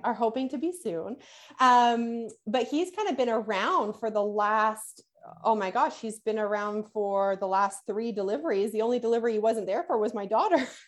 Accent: Canada; I'm Canadian

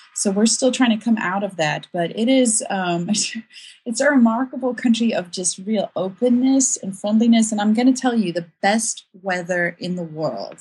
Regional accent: South Africa; moved away as an adult; also born or lived in Ukraine; now in United States; I grew up in South Africa

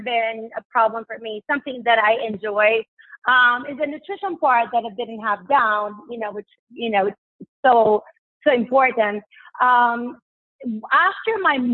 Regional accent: Puerto Rico; moved away; Because I lived in Puerto Rico. I grew up in Puerto Rico

